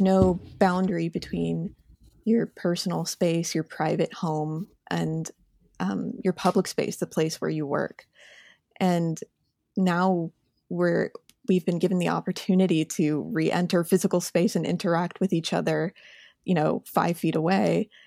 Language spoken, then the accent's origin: English; Indianapolis, Indiana, United States; moved away as an adult; I'm from Indiana. That's my home. I've lived in Indianapolis, um, all the way up until college in the same house.